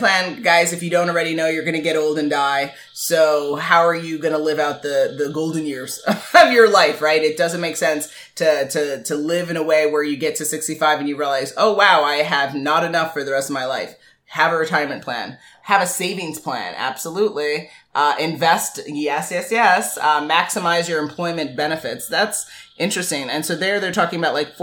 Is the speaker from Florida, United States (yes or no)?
no; New York, United States; being that we're from New York